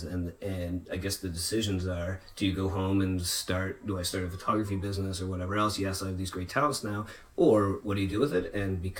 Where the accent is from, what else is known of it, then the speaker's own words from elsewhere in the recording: Nova Scotia, Canada; came back to Nova Scotia